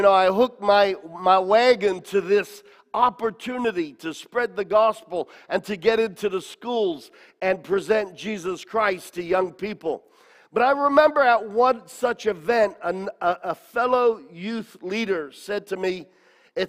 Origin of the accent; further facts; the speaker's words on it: Australia; I was a young man growing up in Australia